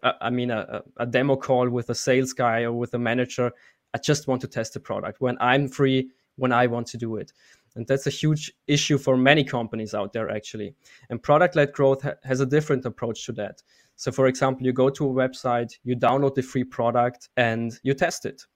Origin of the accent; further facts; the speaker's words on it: Austria; moved away as an adult; also born or lived in Munich, Germany; I'm actually from Austria, and four years ago, I moved to Munich, Germany